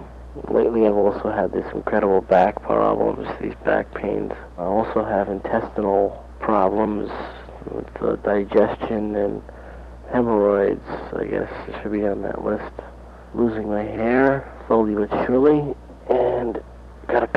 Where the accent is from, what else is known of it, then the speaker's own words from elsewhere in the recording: Lindenhurst, New York, United States; also born or lived in Amityville, New York; Grew up in Lindenhurst, New York. Went to Lindenhurst High School